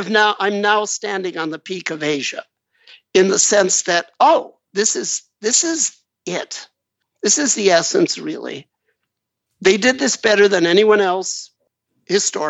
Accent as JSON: {"language": "English", "town": "Los Angeles", "region": "California", "country": "United States", "tie": "born or raised there", "said": "I was born in the West, but Los Angeles, California, to be specific"}